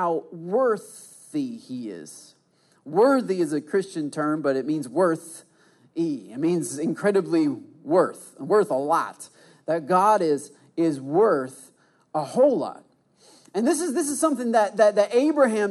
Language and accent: English; Michigan, United States; I did the side hug because I'm from Michigan. That's what we